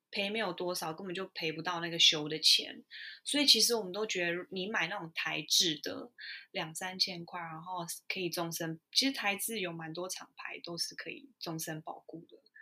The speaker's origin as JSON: {"language": "Chinese", "country": "Taiwan", "moved": "yes", "said": "我来自台湾啊"}